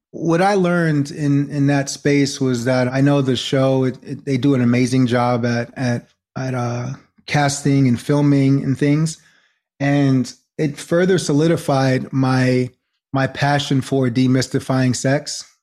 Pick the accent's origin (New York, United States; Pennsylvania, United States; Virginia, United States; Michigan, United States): New York, United States; also born or lived in New Jersey; I'm originally from New York, born in Jersey, and just live between New York and New Jersey